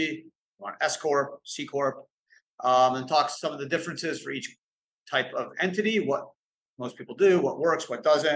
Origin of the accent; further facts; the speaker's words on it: Canada; now in United States; I grew up in Canada